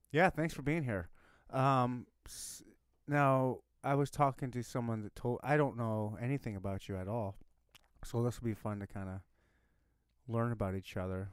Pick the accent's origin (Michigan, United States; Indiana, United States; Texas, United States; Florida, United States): Michigan, United States; I was born and raised in Michigan